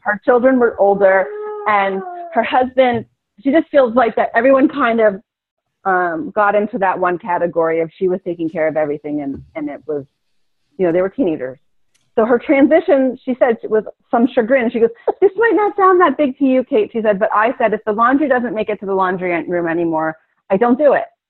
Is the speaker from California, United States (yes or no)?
no; Philadelphia, Pennsylvania, United States; moved away; also born or lived in Hawaii; I'm from Philadelphia